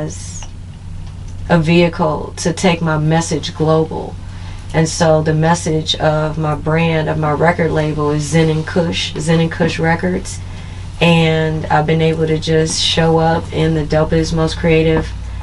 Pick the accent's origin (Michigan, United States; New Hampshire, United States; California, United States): California, United States; Los Angeles; also born or lived in New Orleans, Louisiana; I'm from Los Angeles. From the Crenshaw District